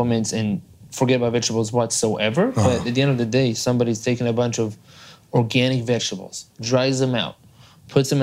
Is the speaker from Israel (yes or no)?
yes; Israel; English is a second language; moved away as an adult; now in United States; I am from Israel originally. So I'm a gringo here in the United States. I've been here for the past 11 years. I moved out here when I was 21